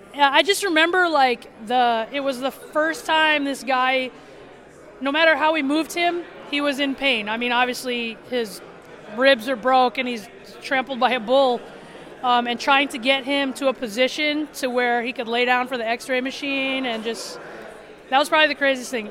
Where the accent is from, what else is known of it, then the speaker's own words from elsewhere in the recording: South Dakota, United States; I'm from South Dakota